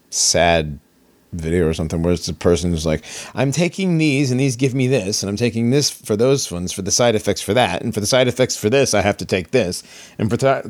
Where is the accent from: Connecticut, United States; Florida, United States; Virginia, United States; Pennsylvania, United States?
Connecticut, United States; Hartford; I grew up in and around Hartford, Connecticut.